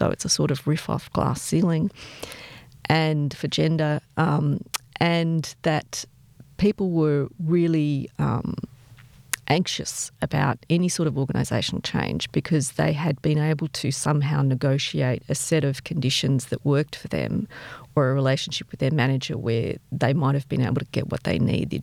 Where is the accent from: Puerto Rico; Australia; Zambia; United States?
Australia; I'm Australian, for good and bad. You know, I'm based here